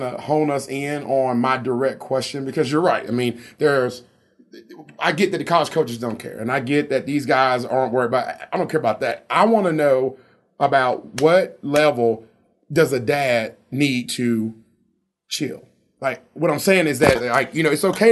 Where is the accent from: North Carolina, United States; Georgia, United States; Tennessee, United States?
Tennessee, United States; Memphis; I grew up in Memphis, Tennessee